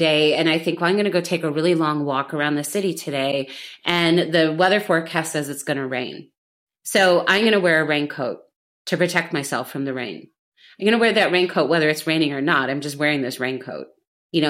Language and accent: English; United States; now in Berlin, Germany; I'm an American Gen X woman living in Berlin